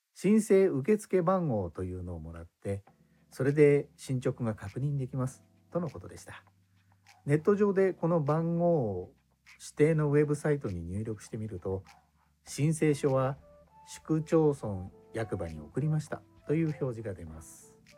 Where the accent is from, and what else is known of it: Japan; born or raised there; moved away as an adult; now in Indonesia